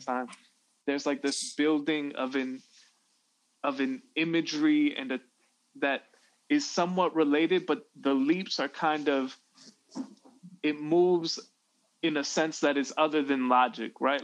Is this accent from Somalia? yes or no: no; Chicago, Illinois, United States; growing up in Chicago